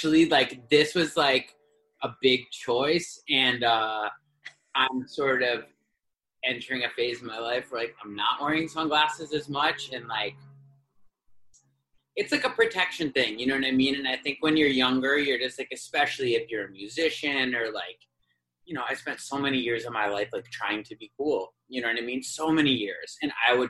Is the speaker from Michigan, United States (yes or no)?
no; New York City, New York, United States; I was born in New York City